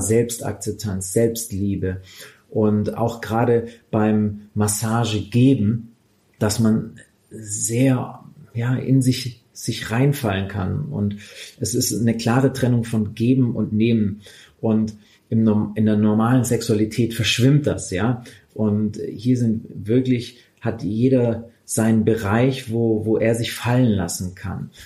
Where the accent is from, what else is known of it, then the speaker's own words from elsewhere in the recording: Swabia, Baden-Württemberg, Germany; also born or lived in Stuttgart; Ich komme aus dem Schwabenland